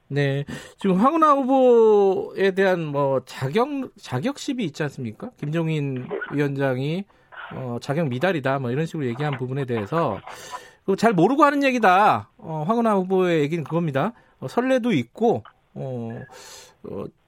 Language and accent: Korean; Daejeon, South Korea; 제가 사실 고향이 대전 중구입니다